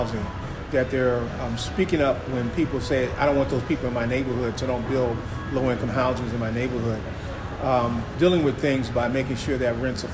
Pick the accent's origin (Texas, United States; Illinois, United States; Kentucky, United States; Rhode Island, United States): Illinois, United States; Chicago; I grew up in Chicago